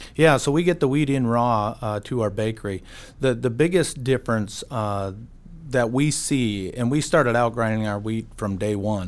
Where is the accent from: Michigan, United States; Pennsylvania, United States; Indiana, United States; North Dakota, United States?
North Dakota, United States; Bismarck; also born or lived in Upham, North Dakota; I'm a Bismarck kid. I grew up in Bismarck.